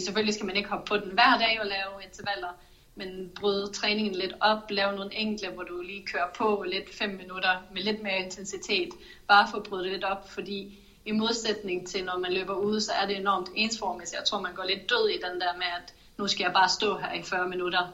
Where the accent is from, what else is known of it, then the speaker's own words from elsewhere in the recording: Norway; moved away; hvor jeg kommer fra i Norge